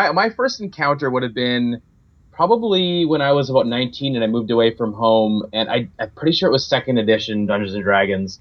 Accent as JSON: {"language": "English", "region": "Saskatchewan", "country": "Canada", "tie": "born or raised there", "said": "I grew up in a very, very small town in the province of Saskatchewan in Canada"}